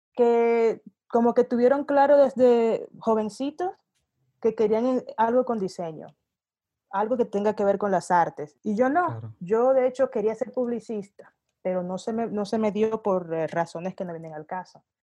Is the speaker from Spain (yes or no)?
no; Santo Domingo, Distrito Nacional, Dominican Republic; moved away as an adult; also born or lived in Sweden / Denmark; now in Mexico; yo soy de Santo Domingo, República Dominicana, de origen, y viví básicamente la mitad de mi vida en, en la Europa nórdica, en Suecia y en Dinamarca